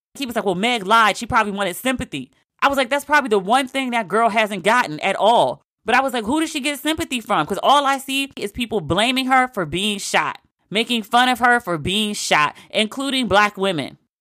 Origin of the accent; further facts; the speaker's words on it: United States; I am embarrassed to be an American